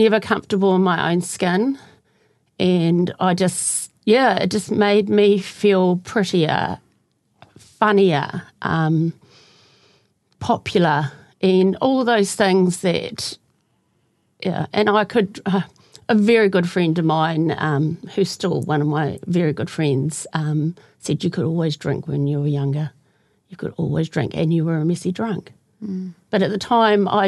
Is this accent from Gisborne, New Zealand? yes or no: no; Kaiapoi, Canterbury, New Zealand; I grew up in Kaipoi